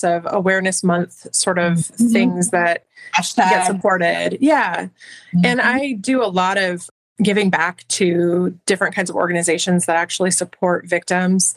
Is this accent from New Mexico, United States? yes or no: yes; southern New Mexico, United States; moved away as an adult; now in Colorado, United States; I lived for some years after I had my kids in southern New Mexico, which is my hometown, home state area